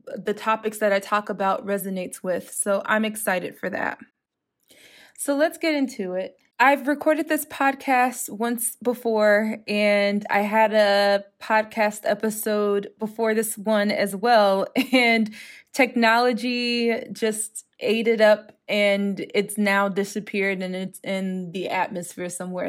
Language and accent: English; United States; moved away as an adult; now in Europe; being an American and living in Europe and living within the E U